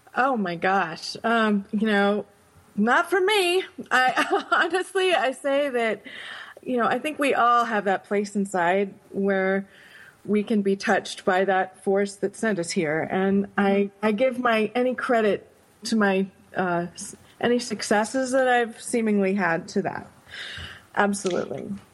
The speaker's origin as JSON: {"language": "English", "town": "Binghamton", "region": "New York", "country": "United States", "tie": "born or raised there", "also_born_or_lived": "Grinnell, Iowa", "said": "I grew up upstate New York in a little town called Binghamton"}